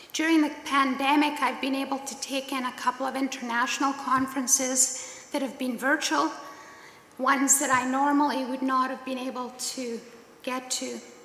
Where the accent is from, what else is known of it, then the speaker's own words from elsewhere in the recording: Scotland, United Kingdom; now in Killarney; I'm Scottish, born and raised there.